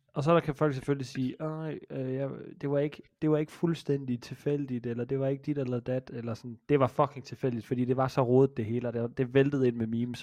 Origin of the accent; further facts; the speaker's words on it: Jutland, Denmark; Jeg er fra Jylland.